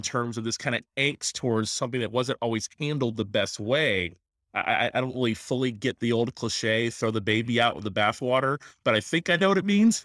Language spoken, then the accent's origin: English; Tallahassee, Florida, United States; I'm actually a pastor in my hometown, so pretty neat to be a chance to minister where I grew up. in Tallahassee, Florida